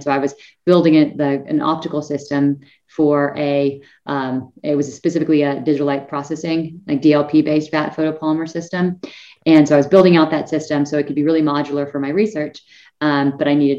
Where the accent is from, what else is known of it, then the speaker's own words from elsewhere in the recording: northern Idaho, United States; also born or lived in San Diego, California; now in Colorado, United States; I was actually born in San Diego, California, and didn't actually grow up there. I grew up in a small town in northern Idaho, actually, right next to the Canada border